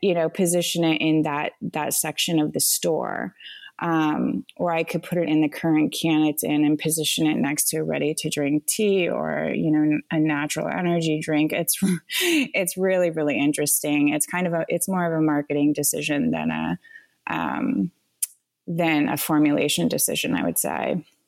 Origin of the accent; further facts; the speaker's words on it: Vermont, United States; also born or lived in Rwanda; now in Asheville, United States; I grew up in Vermont on a farm as well.